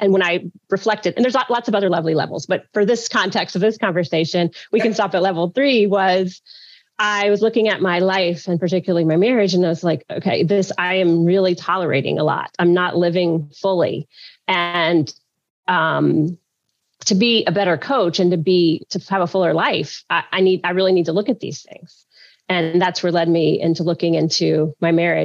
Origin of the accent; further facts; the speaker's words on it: Alabama, United States; also born or lived in Louisiana; now in New Orleans, United States; I was born in Louisiana, which is also where I live now. But I grew up in Alabama